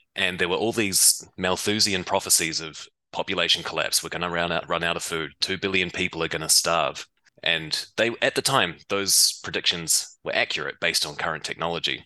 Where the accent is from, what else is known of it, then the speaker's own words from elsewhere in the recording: New Zealand; I grew up in New Zealand. You might be able to tell from my accent